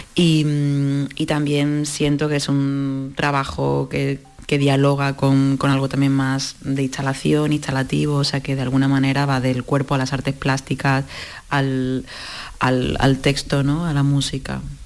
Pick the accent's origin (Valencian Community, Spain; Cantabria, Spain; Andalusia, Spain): Andalusia, Spain; Málaga; ambas somos malagueñas